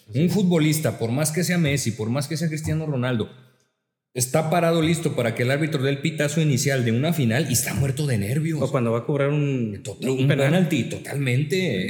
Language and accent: Spanish; La Laguna, Mexico; nosotros somos de aquí de La Laguna